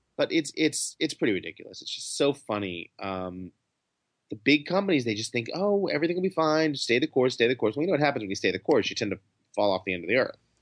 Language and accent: English; New York, United States; I'm a Jew from New York